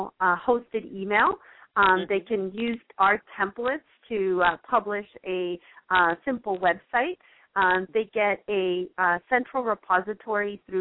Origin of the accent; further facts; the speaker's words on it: San Mateo, California, United States; now in Southern California, United States; I'm actually originally from the Bay Area, so I grew up in a town called San Mateo